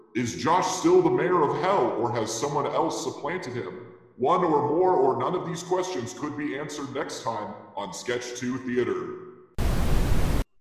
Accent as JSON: {"language": "English", "region": "southeast Kansas", "country": "United States", "tie": "born or raised there", "also_born_or_lived": "Hutchinson, Kansas / Emporia, Kansas", "said": "the smaller town and very far southeast Kansas that I grew up"}